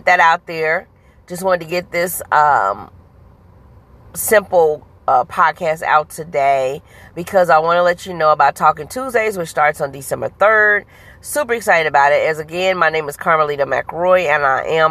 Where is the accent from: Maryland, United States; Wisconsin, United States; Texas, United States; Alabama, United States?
Alabama, United States; Huntsville; also born or lived in Kansas City, Missouri; now in St. Louis, United States; I am originally from Huntsville, Alabama, by way of Kansas City, Missouri, now living in St. Louis, Missouri